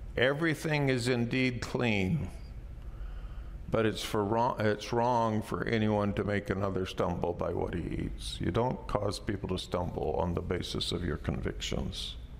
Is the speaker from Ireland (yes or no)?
no; Canada; I'm a Canadian raised in the Western world